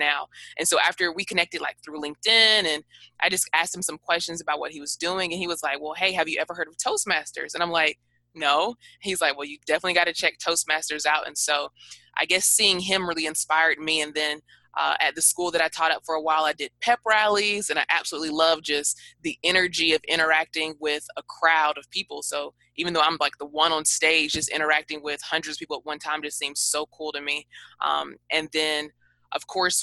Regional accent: Atlanta, Georgia, United States; now in Daytona Beach, United States; I am originally from Atlanta, Georgia. I currently reside in Daytona Beach, Florida.

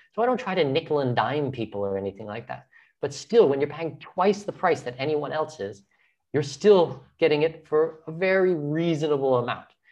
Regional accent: Southwestern Ontario, Canada; moved away as an adult; also born or lived in Brazil; now in Panama; I'm from Southwestern Ontario, I'm Canadian, I'm Canadian

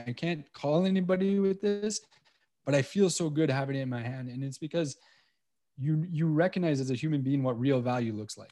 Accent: Montreal, Quebec, Canada; moved away as an adult; now in Cayman Islands; growing up in Montreal

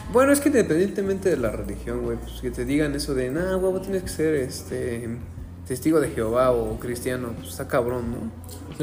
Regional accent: Mexico; Yo, como típico mexicano que viene de una, una familia tradicional católica

